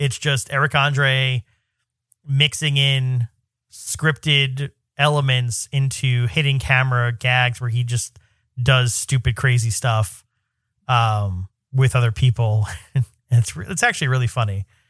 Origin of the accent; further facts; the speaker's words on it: New York, United States; But even as a New Yorker